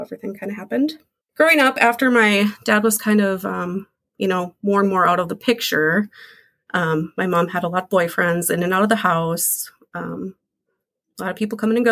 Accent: Minneapolis, Minnesota, United States; I was born here in Minneapolis in 1985

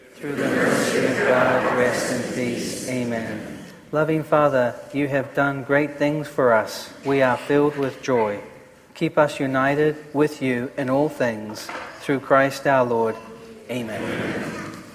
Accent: New Zealand; moved away; I come from New Zealand. We are very reserved

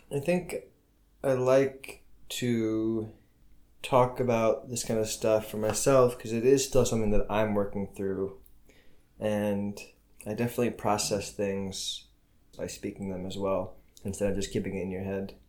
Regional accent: United States; moved away as an adult; now in Ramallah, Palestine; I am an American

